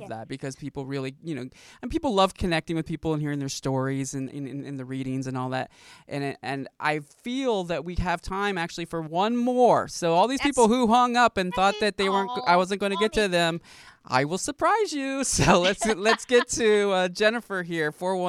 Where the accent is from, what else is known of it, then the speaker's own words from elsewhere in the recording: Ohio, United States; now in Hollywood, United States; I'm from Ohio, so I remember them. Here in California, we never know what season it is.